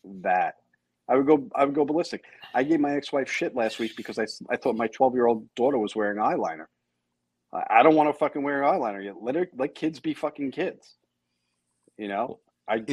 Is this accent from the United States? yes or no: yes; United States; I'm an American citizen.